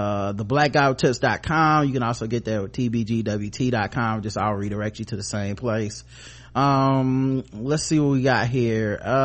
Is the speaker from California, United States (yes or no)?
yes; Los Angeles, California, United States; I grew up in South Central LA.